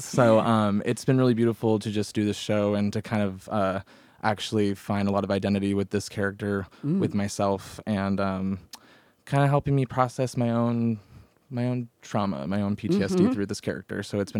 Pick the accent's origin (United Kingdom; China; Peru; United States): United States; Redlands, California; moved away as an adult; now in Oregon coast, United States; I grew up in Southern California. Uh-huh. I lived in Redlands, California for majority of my whole life. I've only been recently on the coast for about 4.5 years now.